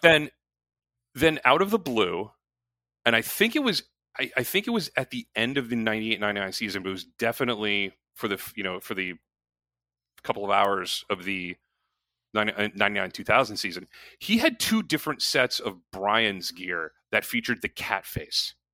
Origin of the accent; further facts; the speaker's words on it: Connecticut, United States; where I grew up in Connecticut